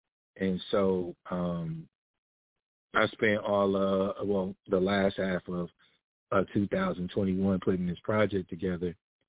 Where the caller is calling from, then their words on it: Atlanta, Georgia, United States; I'm actually calling from Atlanta, Georgia.